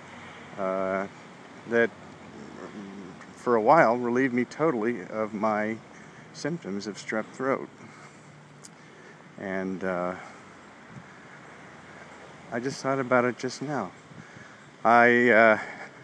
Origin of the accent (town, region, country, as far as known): Berkeley, California, United States; born or raised there